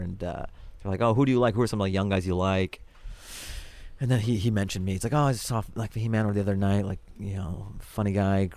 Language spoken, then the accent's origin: English; Seattle, Washington, United States; I was born in Seattle. I'm very American